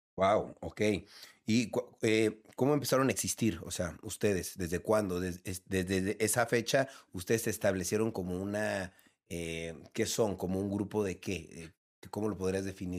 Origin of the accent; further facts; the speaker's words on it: Mexico; yo soy mexicano y vivo en un territorio que es muy propenso a los terremotos